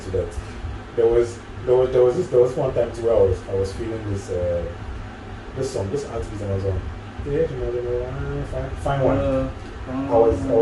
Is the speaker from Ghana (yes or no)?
yes; Ghana; I'm a Ghanaian